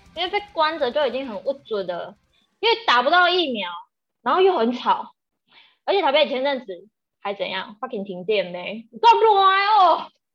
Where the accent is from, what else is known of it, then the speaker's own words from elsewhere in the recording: Taiwan; 我们台湾人，就是也，也，有，有比较不好的饮酒文化